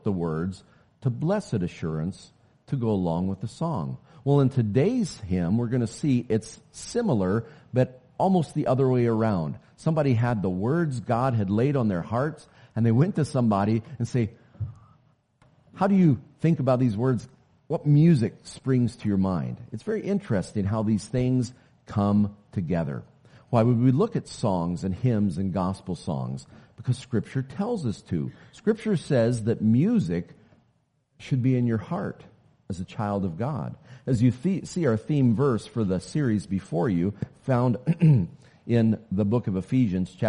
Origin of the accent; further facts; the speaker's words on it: Oklahoma City, Oklahoma, United States; I grew up way down in the South. I'm an Okie, born in Oklahoma City.